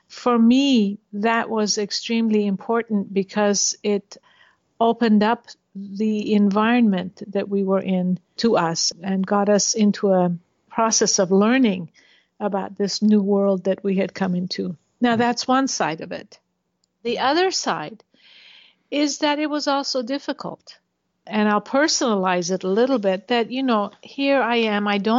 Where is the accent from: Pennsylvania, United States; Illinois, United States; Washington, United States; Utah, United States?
Utah, United States; Logan; also born or lived in Tehran, Iran; for the first 10 years of my life, I lived in Iran, in Tehran. And then after 10, I grew up for 35 years in Utah.